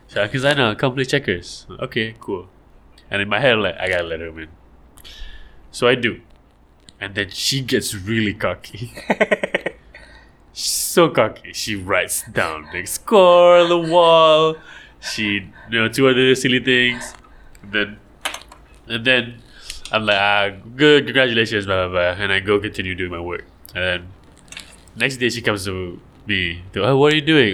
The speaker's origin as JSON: {"language": "English", "country": "Malaysia", "said": "I'm Malaysian and we have so much water"}